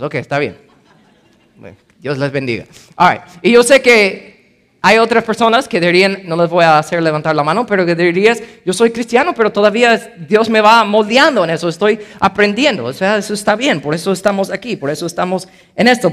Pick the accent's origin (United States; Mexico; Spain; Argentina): United States; first language English; Spanish is a second language; moved away; yo soy gringo, ¿ok? Entonces mi primer idioma es inglés.